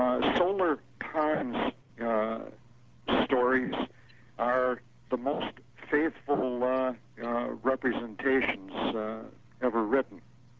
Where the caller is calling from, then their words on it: Racine, Wisconsin, United States; Racine, Wisconsin.